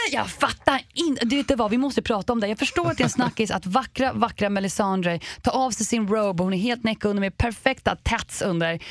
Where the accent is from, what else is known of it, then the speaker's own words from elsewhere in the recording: Sweden; vi svenskar